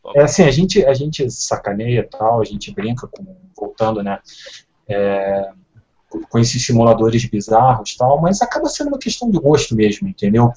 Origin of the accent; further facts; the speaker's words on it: Rio de Janeiro, Brazil; eu sou carioca